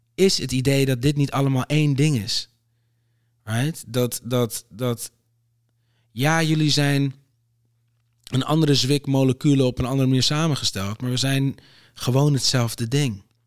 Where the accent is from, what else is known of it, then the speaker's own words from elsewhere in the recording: Aruba; now in Netherlands; ik ben op Aruba geboren